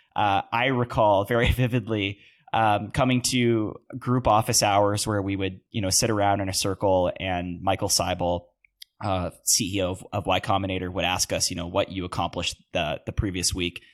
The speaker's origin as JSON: {"language": "English", "country": "Canada", "said": "as a Canadian"}